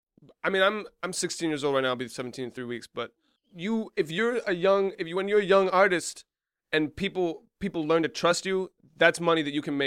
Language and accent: English; Colesville, United States; Like, growing up in Colesville, there's not a lot to do.